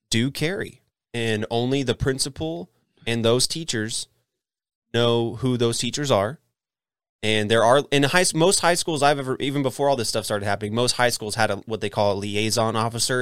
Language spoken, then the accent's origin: English; Texas, United States; Texas, eh, we have what's called Texas friendly